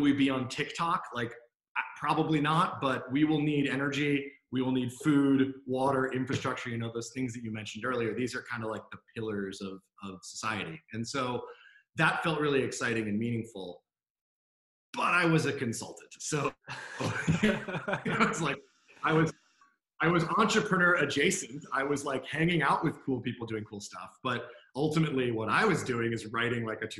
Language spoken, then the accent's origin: English; D.C., District of Columbia, United States; moved away as an adult; also born or lived in California; now in Sydney, Australia; I grew up outside of Washington, D.C. Originally.